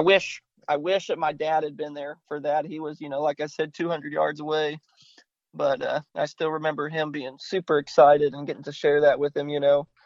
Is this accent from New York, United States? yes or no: no; Grapeland, Texas, United States; also born or lived in Austin, Texas; I grew up on Houston County Lake, mm-hmm. um, which is a small little lake in East Texas, just outside of Grapeland